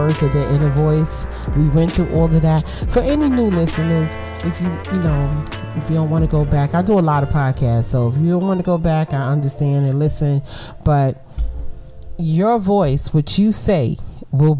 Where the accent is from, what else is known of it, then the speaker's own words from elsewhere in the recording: New York City, New York, United States; we was born and raised in Brooklyn